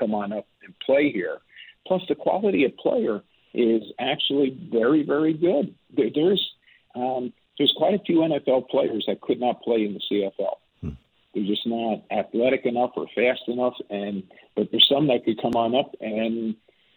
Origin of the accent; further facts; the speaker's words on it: United States; moved away; I was born in the United States